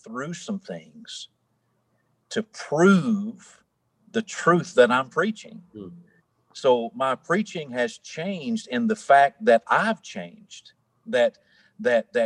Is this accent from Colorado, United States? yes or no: no; Tennessee, United States; I'm from Tennessee. You can probably hear that in my accent